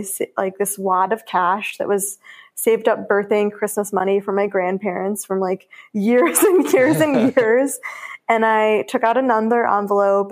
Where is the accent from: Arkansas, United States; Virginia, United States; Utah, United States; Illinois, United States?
Illinois, United States; Chicago; I was from Chicago